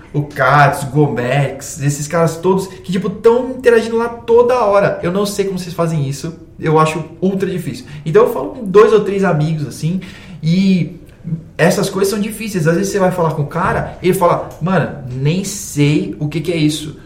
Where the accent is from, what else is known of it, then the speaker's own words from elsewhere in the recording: Brazil; Nós somos brasileiros